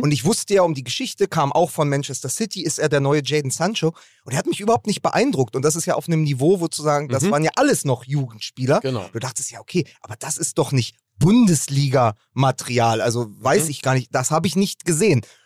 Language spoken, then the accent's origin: German; Berlin, Germany; als Berliner